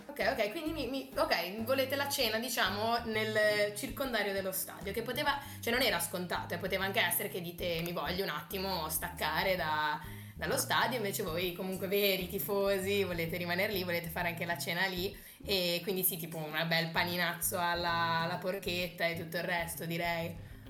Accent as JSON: {"language": "Italian", "town": "Genoa", "region": "Liguria", "country": "Italy", "said": "vengo da Genova"}